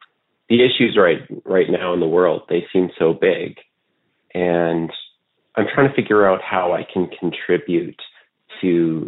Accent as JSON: {"language": "English", "country": "Canada", "said": "people would tell me they knew I was Canadian because I sounded like I was from Minnesota."}